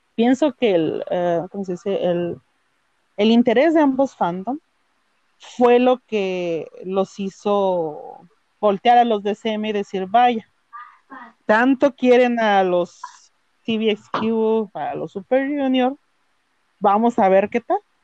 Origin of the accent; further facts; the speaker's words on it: northern Mexico, Mexico; soy de México del norte del país